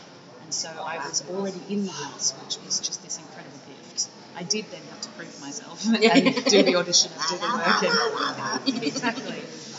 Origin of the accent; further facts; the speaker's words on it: Australia; also born or lived in United States; I was born in Australia during that time. Then our visa expired. We went back to the US and then immigrated when I was 3.